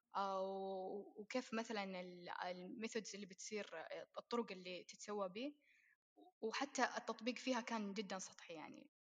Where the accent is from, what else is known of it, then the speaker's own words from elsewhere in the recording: Saudi Arabia; إحنا عندنا في السعودية